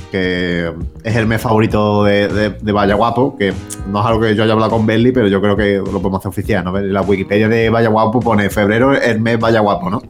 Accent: Andalusia, Spain; Andalucía somos

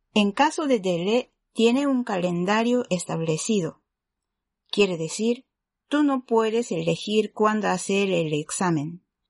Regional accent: Japan; Spanish is a second language; soy japonesa y también soy profesora de español.

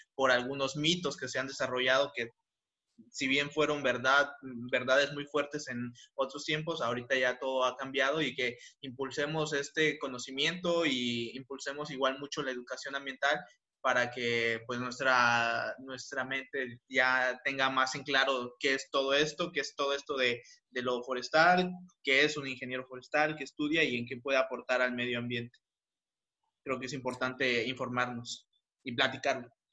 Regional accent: Mexico; al menos los mexicanos nos quedemos

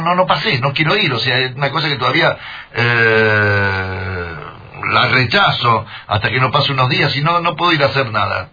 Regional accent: Rosario, Santa Fe, Argentina; como rosarino

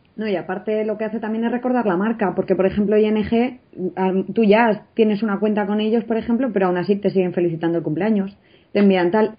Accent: Spain; como buenos españoles nos encanta

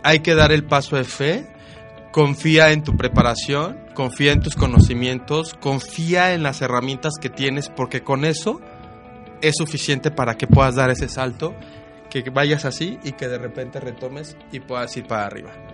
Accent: Mexico; no cambiaría México y no lo cambiaría por esa parte que tenemos los mexicanos que ni nosotros nos damos cuenta

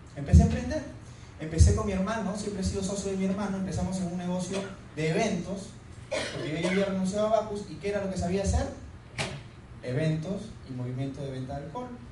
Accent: Huanchaco, La Libertad, Peru; moved away; yo soy de Huanchaco, de la playa, me encanta el mar, andar en sandalias

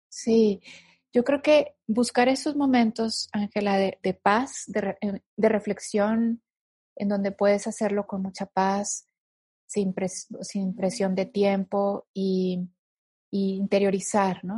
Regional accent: northern Mexico, Mexico; yo soy del, norte de, México y en el norte de México la gente somos más directa

